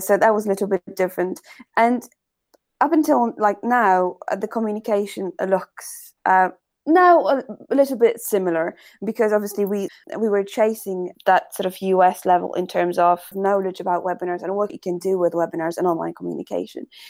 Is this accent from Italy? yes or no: no; Poland; we were proud that we are from Poland